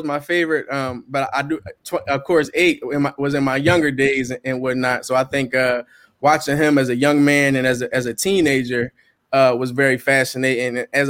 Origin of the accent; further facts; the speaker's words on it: Philadelphia, Pennsylvania, United States; coming up and growing up in Philly